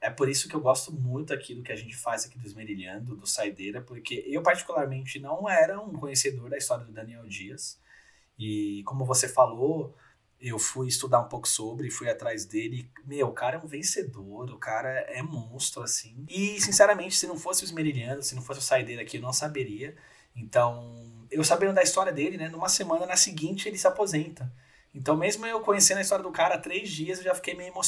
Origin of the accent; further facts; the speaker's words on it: São Paulo, Brazil; Então, Gui, sou aqui de São Paulo, pertinho de você aí